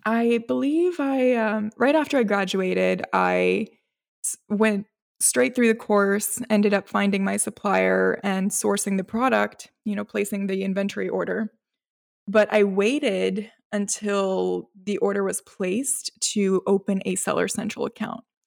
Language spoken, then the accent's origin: English; North Carolina, United States; also born or lived in Gujarat, India; I moved here when I was, I believe it was a week old. So I don't know, I feel like I have the rights to say I'm also from here